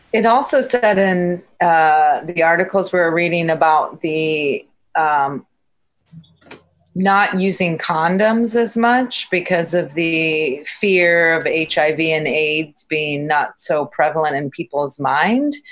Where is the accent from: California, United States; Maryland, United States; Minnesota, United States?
California, United States; San Francisco; I grew up in San Francisco